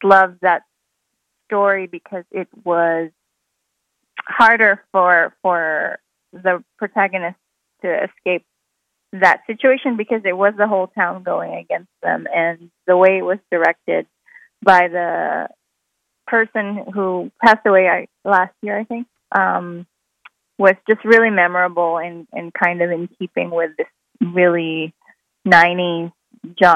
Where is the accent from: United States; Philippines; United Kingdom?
Philippines; moved away; I grew up watching, you know, while growing up in the Philippines